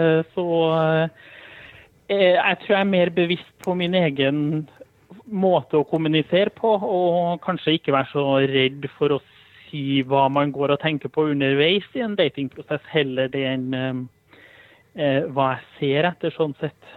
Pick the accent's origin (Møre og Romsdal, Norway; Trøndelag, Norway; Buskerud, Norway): Trøndelag, Norway; Trondheim; now in Østfold, Norway; Eh, det er jo en litt sånn bakgrunnshistorie om at jeg flytta til Østfold fra Trondheim.